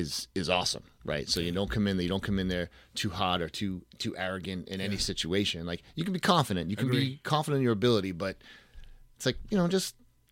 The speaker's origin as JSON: {"language": "English", "town": "Boston", "region": "Massachusetts", "country": "United States", "tie": "born or raised there", "said": "I'm from Boston, so I grew up watching Red Sox fan all my life."}